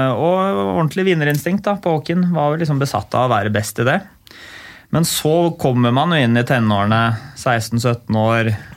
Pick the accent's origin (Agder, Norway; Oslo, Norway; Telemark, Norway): Oslo, Norway; jeg vokste opp på Ulve